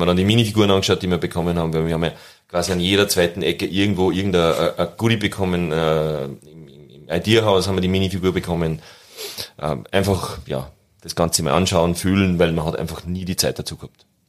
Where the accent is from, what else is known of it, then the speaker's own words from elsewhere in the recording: Austria; als Österreicher und Dialekt am Anfang